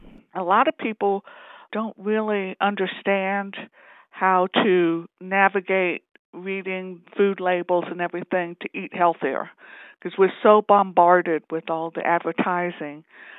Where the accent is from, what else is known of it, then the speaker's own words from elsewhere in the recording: North Carolina, United States; now in New Mexico, United States; I grew up in North Carolina, but being an Army brat, basically, we moved around, so I'm used to moving around. This is my second time in New Mexico.